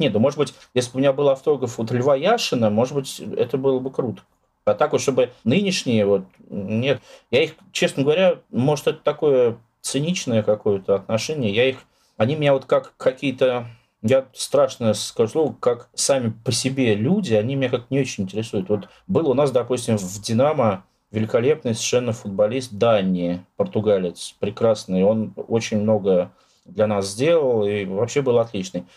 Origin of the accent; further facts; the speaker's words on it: Russia; я русский, там родился в России, живу в России